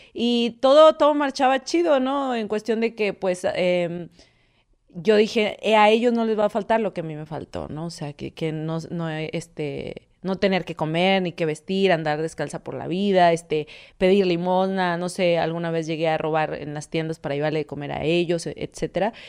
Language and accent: Spanish; Monterrey, Nuevo León, Mexico; soy originaria de Monterrey